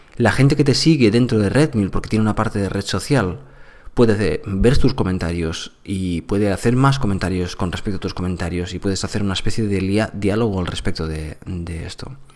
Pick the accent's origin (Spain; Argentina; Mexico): Spain; Andalusia; yo soy andaluz